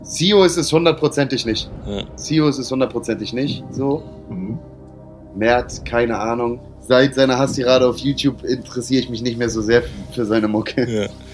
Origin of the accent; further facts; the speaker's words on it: Hamburg, Germany; ich als Hamburger